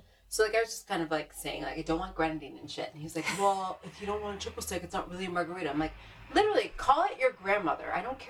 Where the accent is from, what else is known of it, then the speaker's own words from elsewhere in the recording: Northeast, United States; I'm from the Northeast. For better or worse, I know I have a kind of different kind of upbringing, but ultimately I think I'm very informed by Northeastern humor.